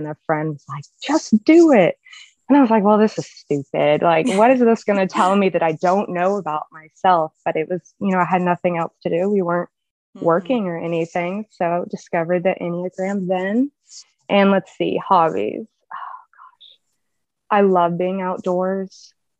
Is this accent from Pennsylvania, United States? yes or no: no; Georgia, United States; also born or lived in Mississippi / Tennessee; I live in Alabama. I guess something interesting about me is I've lived in four states. So I'm from Georgia. I've lived in Mississippi. I lived in Tennessee.